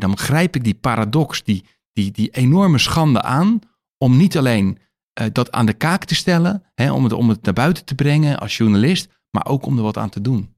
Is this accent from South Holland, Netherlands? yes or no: yes; Rotterdam, South Holland, Netherlands; waar ik vandaan kom in Nederland en met name in Rotterdam